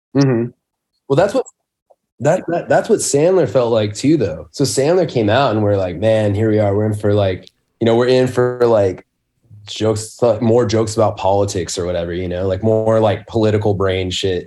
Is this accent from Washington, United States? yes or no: yes; Spokane, Washington, United States; I grew up in Spokane, um, in Washington State